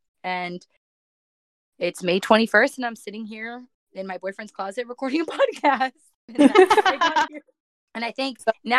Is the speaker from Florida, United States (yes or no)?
yes; Miami, Florida, United States; I live in Miami. I'm originally from Miami. Born and raised, and I moved up to UCF to get a quality education.